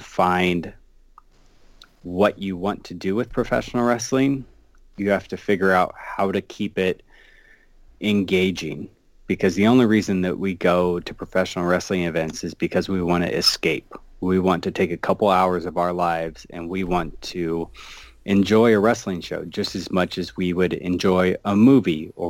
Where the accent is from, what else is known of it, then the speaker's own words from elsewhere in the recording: Iowa, United States; I'm from Iowa